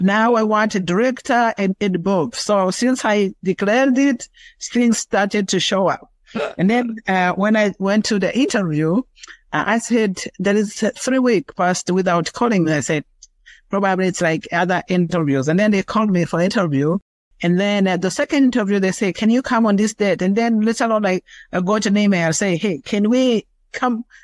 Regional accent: Rwanda; moved away as an adult; now in United States; I am originally from Rwanda. I came to America in 2009 as a refugee

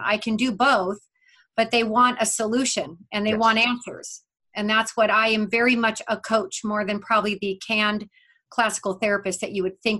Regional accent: Vail, Colorado, United States; moved away; also born or lived in Leadville, Colorado; I grew up in Vail, Colorado.

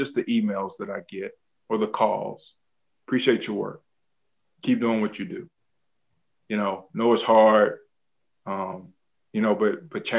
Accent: Tobacco Road, North Carolina, United States; I grew up on Tobacco Road, right? So I grew up down the street from Duke

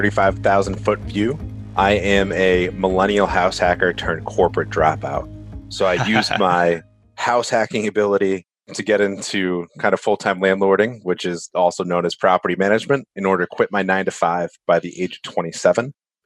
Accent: East Coast, United States; I'm from the East Coast, so I know the East Coast.

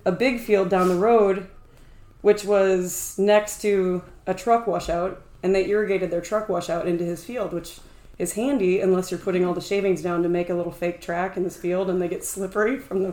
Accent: Sioux City, Iowa, United States; moved away; I'm from Sioux City

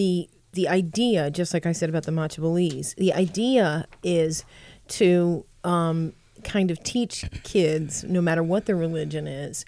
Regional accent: Rotterdam, New York, United States; I grew up in Rotterdam and most of the community is Italian

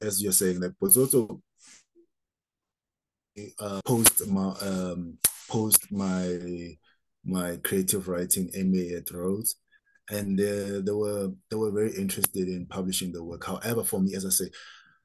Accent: Soweto, Gauteng, South Africa; growing up in Soweto, where there was a lot of political turmoil

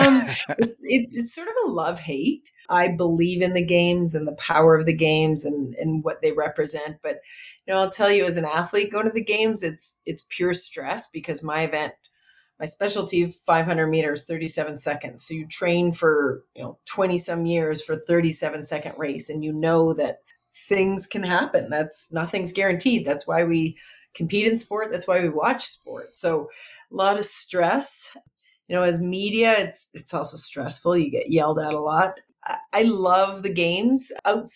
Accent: Saskatchewan, Canada; I grew up in Saskatchewan.

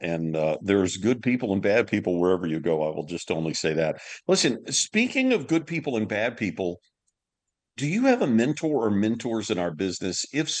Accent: Louisiana, United States; I am from Louisiana, yes.

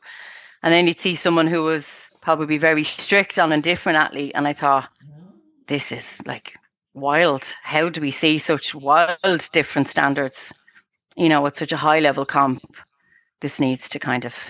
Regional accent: Dublin, Leinster, Ireland; moved away as an adult; now in Clonee, Ireland; I'm originally from a place called Cabra in Dublin

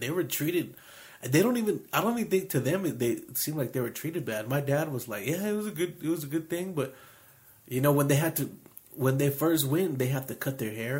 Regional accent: Carrizo side of the reservation, New Mexico, United States; I grew up on the Palmer Carrizo side.

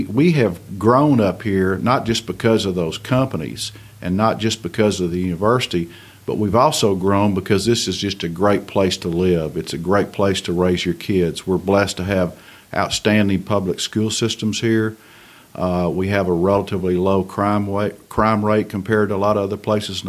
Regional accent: Fayetteville, Arkansas, United States; also born or lived in Louisiana; As I grew up in Fayetteville, it was a much smaller town than it is now

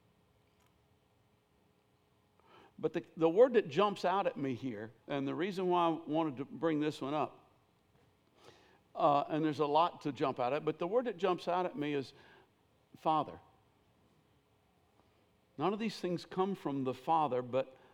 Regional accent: Millersville, Tennessee, United States; I grew up in Millersville, Tennessee.

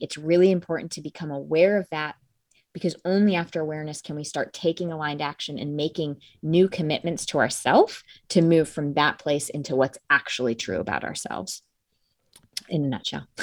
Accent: Connecticut, United States; I grew up in a small town in Connecticut

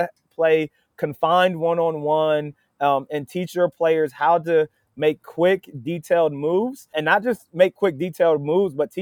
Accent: Dover, Ohio, United States; moved away as an adult; now in Wilmington, United States; my hometown, man, it's Dover. Dover is maybe not perfect, but man, it's a great place to grow up

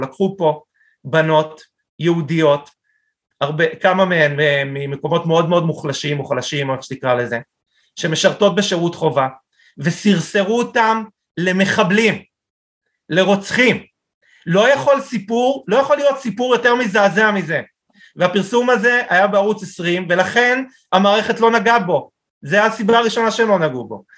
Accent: Israel

